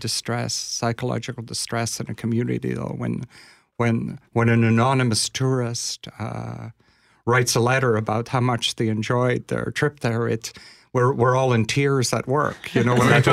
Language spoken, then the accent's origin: English; Glasgow, Scotland, United Kingdom; also born or lived in Toronto; now in Winnipeg, Canada; I'm from Glasgow